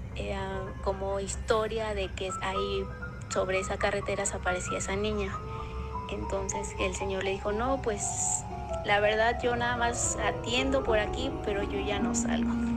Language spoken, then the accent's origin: Spanish; Metepec, State of Mexico, Mexico; Nosotros somos del Estado de México, de Metepec